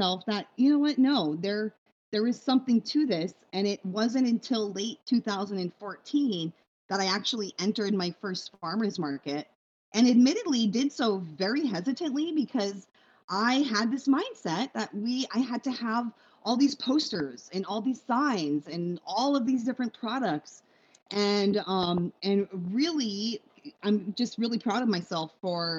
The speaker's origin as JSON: {"language": "English", "area": "Big Island", "region": "Hawaii", "country": "United States", "tie": "born or raised there", "said": "I grew up on the Big Island in a time before we had stores"}